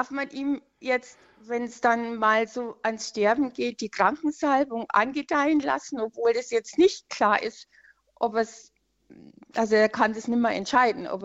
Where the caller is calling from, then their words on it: Hallbergmoos, Bavaria, Germany; Also ich komme aus Halbergmoos, das ah. ist wahrscheinlich